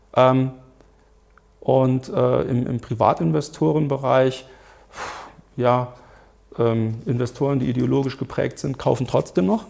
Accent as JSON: {"language": "German", "country": "Germany", "said": "bei uns in Deutschland"}